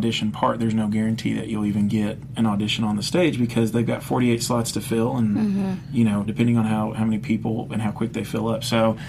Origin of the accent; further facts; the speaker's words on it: Dominican Republic; I said, you know, growing up in the Dominican, this and that, I said, I'd like to sing